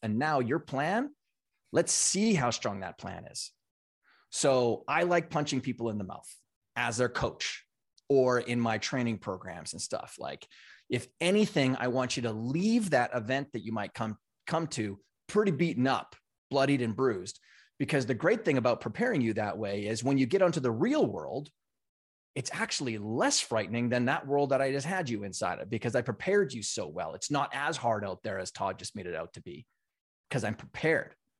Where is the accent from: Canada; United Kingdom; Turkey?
Canada; moved away as an adult; now in United States; I grew up in Canada on a Big Farm and Ranch